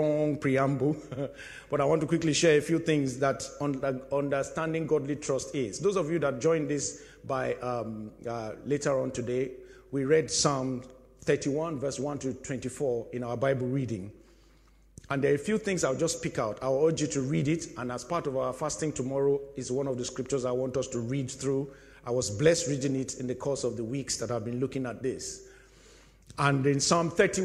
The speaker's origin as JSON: {"language": "English", "country": "Nigeria", "also_born_or_lived": "United Kingdom", "said": "I am a Nigerian citizen and I'm a British citizen"}